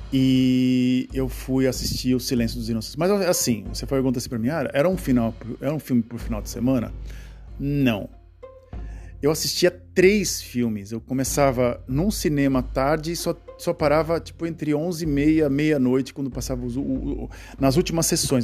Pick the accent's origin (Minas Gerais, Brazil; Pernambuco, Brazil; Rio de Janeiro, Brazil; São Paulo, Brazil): São Paulo, Brazil; Santos; da cidade de Santos, onde a cidade onde eu nasci